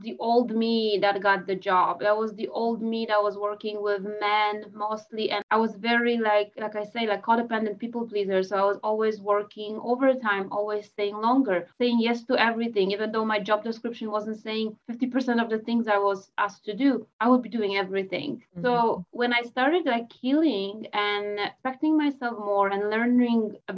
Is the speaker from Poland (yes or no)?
yes; Poland; now in Canada; I'm in Canada, I'm Polish, I was born in Poland, I came to Canada in 2006.